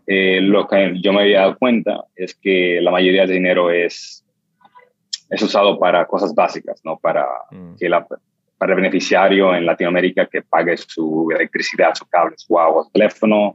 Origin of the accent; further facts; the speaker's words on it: New York City, New York, United States; yo crecí en el Bronx y Harlem